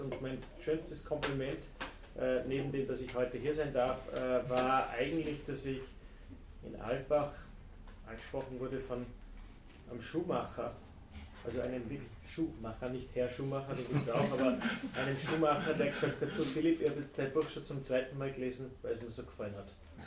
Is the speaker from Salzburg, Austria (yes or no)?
yes; Tennengau, Salzburg, Austria; einen ganz kleinen Ort im, im, im Tennengau